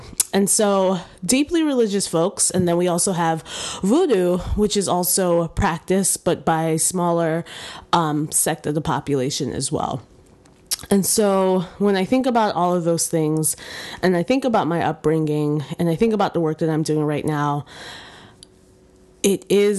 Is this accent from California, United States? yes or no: no; New York, United States; born there; Both of my parents actually are from Haiti and immigrated to the United States in the 80s, and I was born in New York.